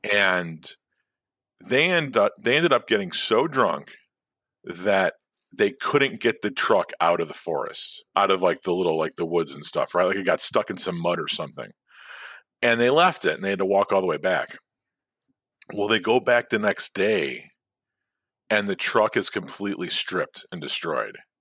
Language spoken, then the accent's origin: English; Chicago, Illinois, United States; I grew up in the city. I grew up in Chicago